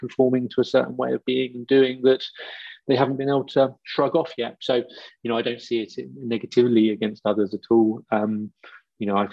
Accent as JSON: {"language": "English", "area": "Wiltshire and Dorset", "region": "South West England", "country": "United Kingdom", "tie": "born or raised there", "said": "I grew up in Wiltshire and Dorset"}